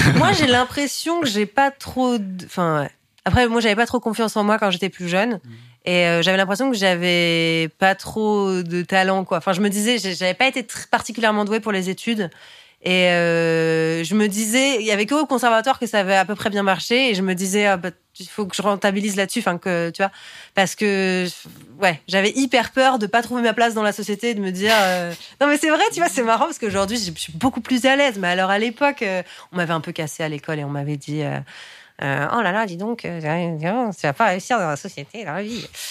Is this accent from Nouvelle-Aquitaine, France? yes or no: no; Paris, Île-de-France, France; je suis née à Paris